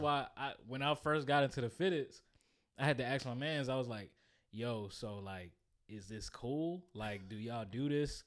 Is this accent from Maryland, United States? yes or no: yes; PG County, Southern Maryland, United States; moved away as an adult; now in Virginia, United States; I grew up in Maryland, but I became a full working, bill-paying man